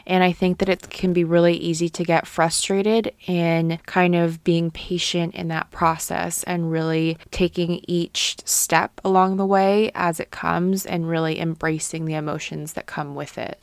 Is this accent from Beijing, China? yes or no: no; Guangzhou, Guangdong, China; moved away; growing up in Guangzhou and having that background